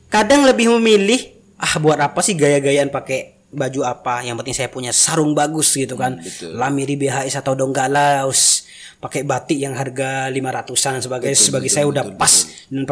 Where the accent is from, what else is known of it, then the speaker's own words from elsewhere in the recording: East Java, Indonesia; Soalnya kebanyakan kita kan orang Madura dan orang Madura di Madura sana